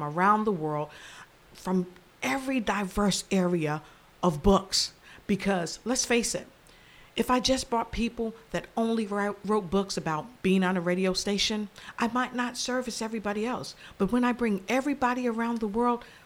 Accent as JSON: {"language": "English", "town": "Passaic", "region": "New Jersey", "country": "United States", "tie": "born or raised there", "said": "I grew up in Passaic, New Jersey"}